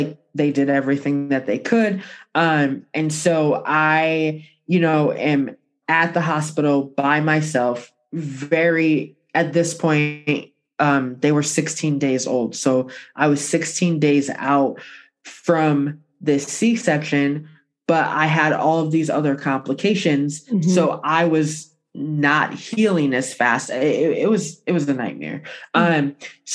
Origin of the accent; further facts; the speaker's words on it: Buffalo, New York, United States; I was born in Buffalo